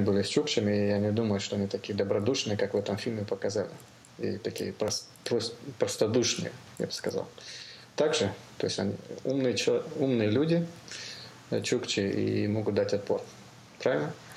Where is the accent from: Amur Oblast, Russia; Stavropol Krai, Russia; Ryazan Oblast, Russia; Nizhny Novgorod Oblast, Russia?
Amur Oblast, Russia; Я сам с Дальнего Востока, как бы с Амурской области. А, вы, родился, вырос там